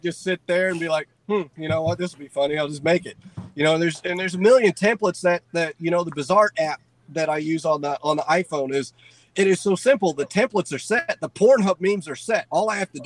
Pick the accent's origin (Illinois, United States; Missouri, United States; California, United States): Missouri, United States; Kansas City; I was born in Kansas City